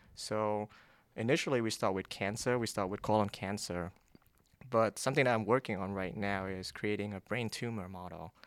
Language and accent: English; Vietnam; moved away as an adult; now in United States; I grew up in Vietnam